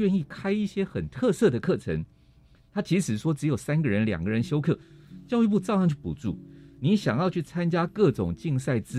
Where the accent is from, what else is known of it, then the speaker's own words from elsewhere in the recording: Hualien, Hualien County, Taiwan; 我刚刚讲我来自花莲，